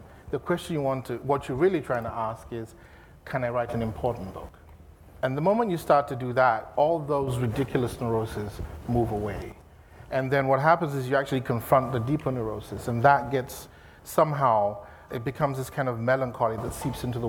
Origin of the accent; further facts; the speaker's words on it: Nigeria; moved away as an adult; also born or lived in London, United Kingdom; now in Los Angeles, United States; I moved from Nigeria to London in 92